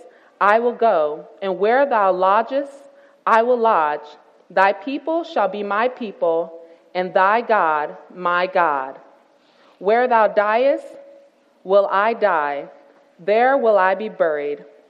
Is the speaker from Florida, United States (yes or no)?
yes; Tampa, Florida, United States; moved away as an adult; I'm a city girl. I'm originally from Tampa, Florida